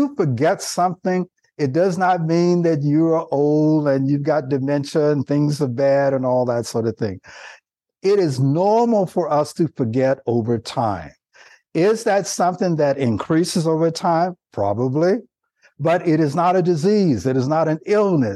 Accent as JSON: {"language": "English", "town": "Nashville", "region": "Tennessee", "country": "United States", "tie": "born or raised there", "moved": "yes", "lives_now": "California, United States", "said": "I live in the state of California now, and that I grew up in Nashville, Tennessee"}